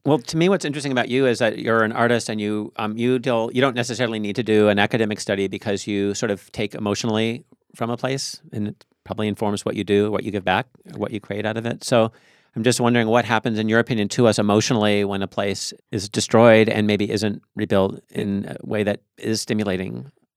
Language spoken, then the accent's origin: English; Tacoma, Washington, United States; I grew up in Tacoma